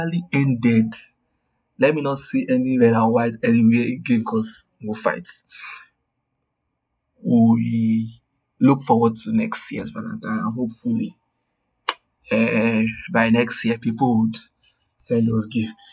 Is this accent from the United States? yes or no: no; Nigeria; my Nigerian people